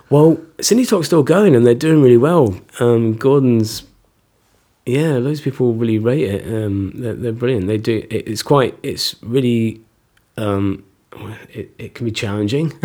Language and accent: English; Fort William, Scotland, United Kingdom; moved away as an adult; also born or lived in Nottingham / Edinburgh / London; I was sort of born in Nottingham, went to Scotland with my folks when I was about six. Grew up in Fort William